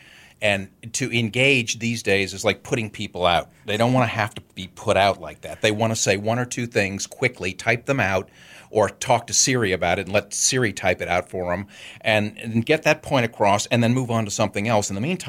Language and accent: English; New Orleans, Louisiana, United States; also born or lived in Connecticut; Born and raised in New Orleans. Actually, I went to high school in Connecticut, but yeah, I came back to New Orleans and graduated from Tulane.